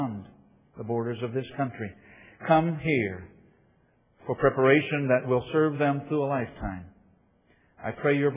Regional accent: Ohio, United States; I was born in Ohio.

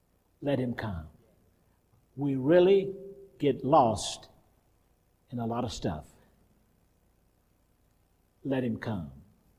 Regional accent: the South, United States; I grew up in the South where some people believe, we believe in the power in the blood and they believe in power in the tub.

